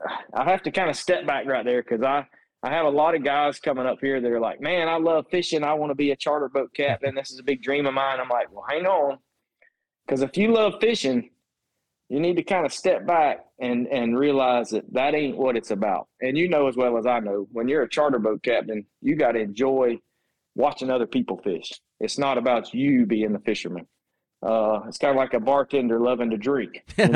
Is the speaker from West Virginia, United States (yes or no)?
no; Gainesville, Florida, United States; I grew up in Gainesville. Okay. Yep. That's where I was born and raised, right here.